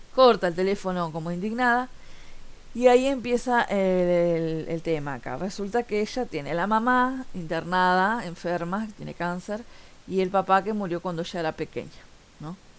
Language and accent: Spanish; Montevideo, Uruguay; soy de Montevideo, Uruguay